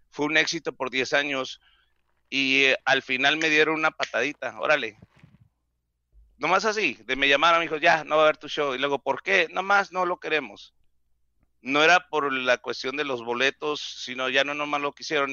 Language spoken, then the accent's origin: Spanish; Mexicali, Baja California, Mexico; accent: pocho; Spanish is a second language; yo soy de Mexicali